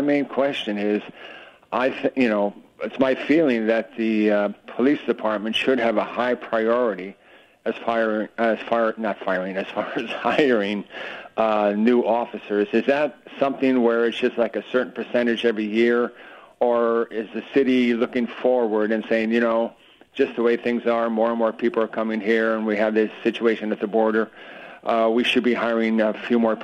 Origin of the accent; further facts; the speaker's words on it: Southern California, United States; now in St. George, United States; I'm from Southern California originally